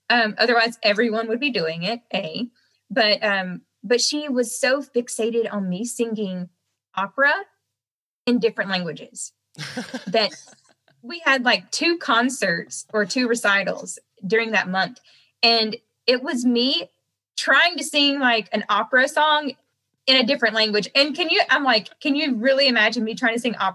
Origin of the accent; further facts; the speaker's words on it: the South, United States; accent: Southern; Um, and so at that point in time, though, I had a really thick Southern accent.